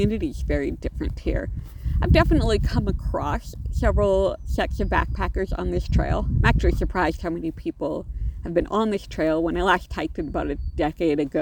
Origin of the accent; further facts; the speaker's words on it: Alaska, United States; I grew up hiking in Alaska. My mother has always been a big hiker and backpacker. And so even when she was pregnant with me, I was wandering around the wilds of Alaska and then camping and hiking when I was a kid